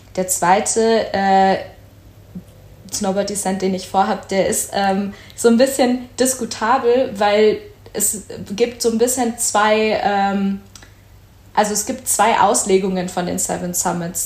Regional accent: Berlin, Germany; moved away; ich komme eigentlich aus Berlin

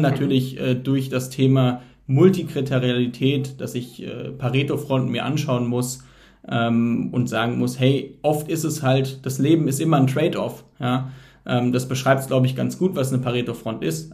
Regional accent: Heidelberg, Baden-Württemberg, Germany; moved away; Ich komme ursprünglich aus Heidelberg

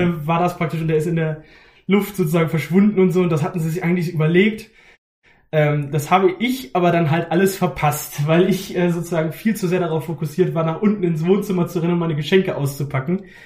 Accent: Haste, Lower Saxony, Germany; Ich komme aus der Nähe von Hannover, aus einem ganz kleinen Ort namens Haste

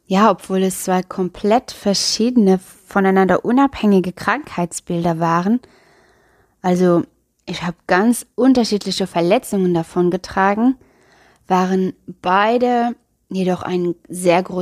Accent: Luxembourg; ich bin … und ja, ich komme aus Luxemburg, falls du dich vielleicht schon über meinen Akzent gewundert hast.

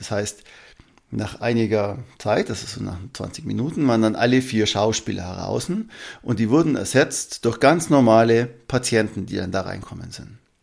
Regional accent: Allgäu, Germany; bei uns im Allgäu

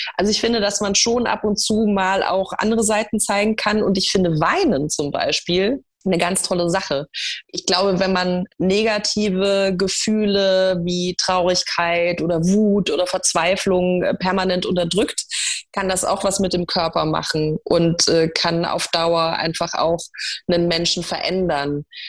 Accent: Munich, Bavaria, Germany; Ich bin in München geboren

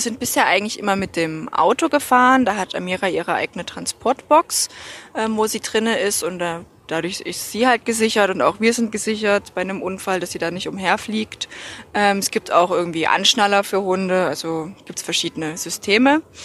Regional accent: Germany; now in Austria; Ich komme ursprünglich aus Deutschland.

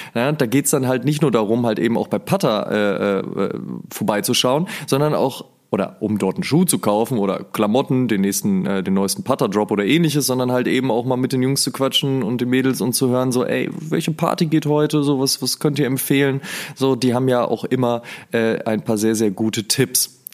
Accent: near the Ruhr area, North Rhine-Westphalia, Germany; ich komme ja aus der Nähe vom Ruhrpott

